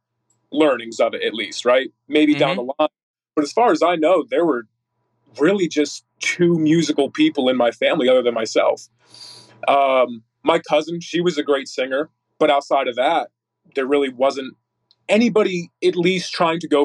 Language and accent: English; Northeast Pennsylvania, United States; now in Texas, United States; originally from NEPA, Northeast Pennsylvania